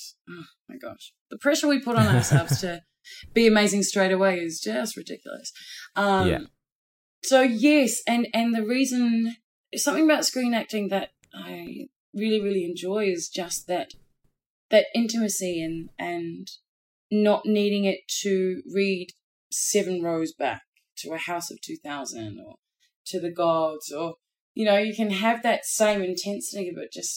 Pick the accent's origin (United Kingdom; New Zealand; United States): New Zealand; moved away